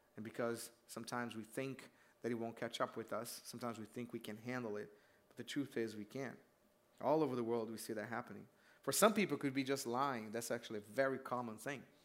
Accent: Brazil; moved away; I grew up in Brazil

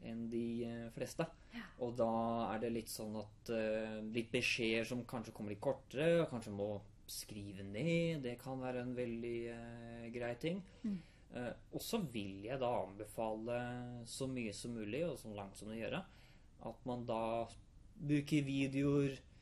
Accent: Hamar, Innlandet, Norway; Jeg er 26 år, jeg kommer fra Hamar

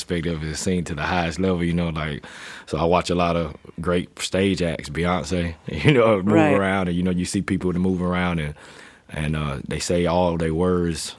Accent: Paisley, South Carolina, United States; now in San Diego, United States; I was born and raised in Paisley, South Carolina

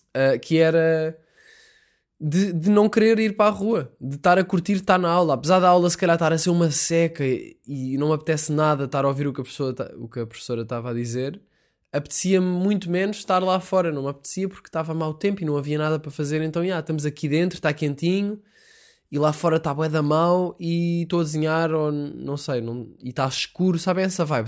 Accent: Sintra, Lisbon, Portugal; Eu estou em casa, sou de Sintra

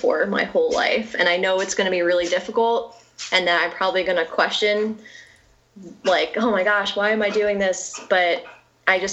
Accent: near West Point, New York, United States; I grew up near West Point

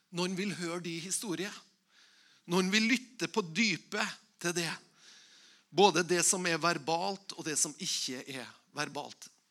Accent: Tingvoll, Møre og Romsdal, Norway; Igjen så kommer jeg fra Tingvoll

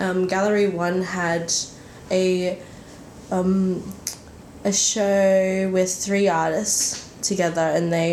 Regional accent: Brisbane, Queensland, Australia; moved away as an adult; now in Melbourne, Australia; I am originally from Brisbane, and I moved down and finished my honours last year

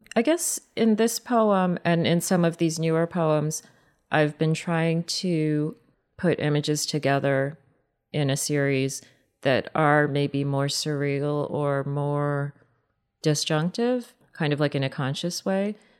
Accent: United States; I'm an American woman

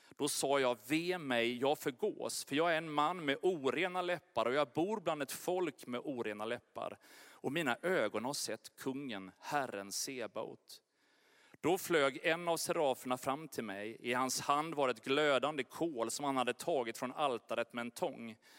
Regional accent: Sweden; jag är verkligen svensk

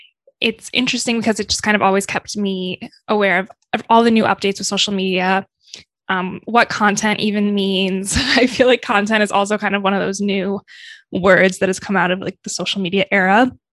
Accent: Michigan, United States; moved away as an adult; now in New York, United States; I'm originally from Michigan, and growing up, I always just wanted to leave Michigan

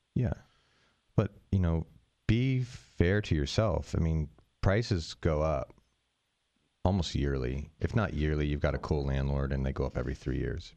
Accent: near San Francisco, California, United States; moved away; I grew up near San Francisco

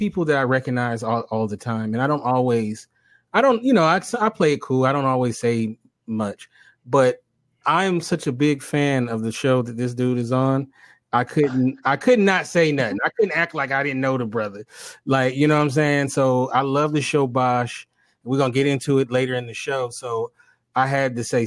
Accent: Los Angeles, California, United States; Being born and raised in Los Angeles

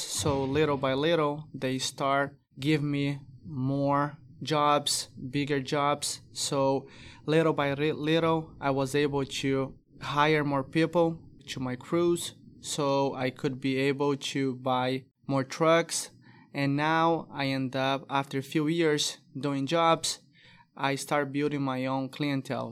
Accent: Brazil; English is a second language; moved away as an adult; now in Texas, United States; I moved from Brazil to U S

